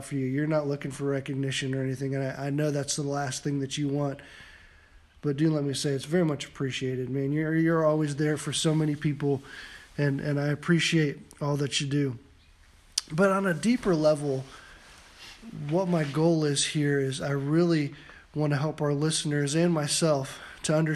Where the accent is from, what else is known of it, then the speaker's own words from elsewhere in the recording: Van Wert, Ohio, United States; when I was growing up in Van Wert, we used to call Van Wert small podunk Van Wert, and a small farming community